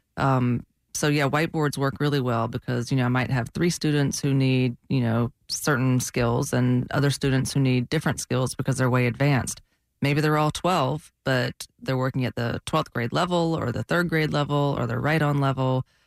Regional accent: Georgia, United States; now in Florida, United States; I'm from Georgia

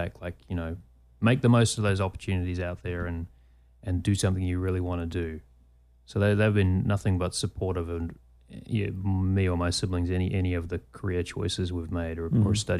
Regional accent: Christchurch, Canterbury, New Zealand; accent: New Zealand; moved away as an adult; now in United States; the Christchurch Press, my hometown newspaper

